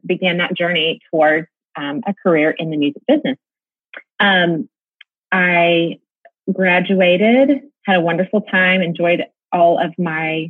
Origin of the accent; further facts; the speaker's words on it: Mansfield, Texas, United States; also born or lived in Nashville; I'm from the Dallas-Fort Worth area as well, born and raised here in a community called Mansfield, Texas.